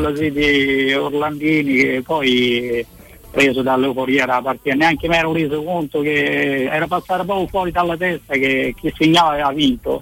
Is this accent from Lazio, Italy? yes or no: yes; Rome, Lazio, Italy; essendo romano ero un ragazzino che ero cresciuto nelle giovanili a Roma